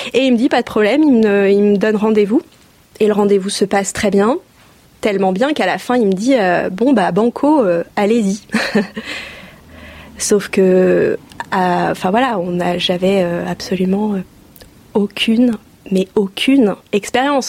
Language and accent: French; Oise, Hauts-de-France, France; moved away as an adult; also born or lived in Angers area, Maine-et-Loire; now in Le Lion-d'Angers, France; je suis originaire de l'Oise. J'y ai passé toute, euh, toute mon enfance, mon adolescence